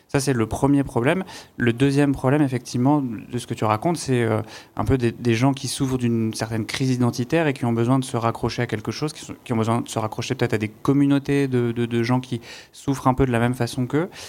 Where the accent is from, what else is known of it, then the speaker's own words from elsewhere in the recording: Saint-Denis, Île-de-France, France; je viens de Saint-Denis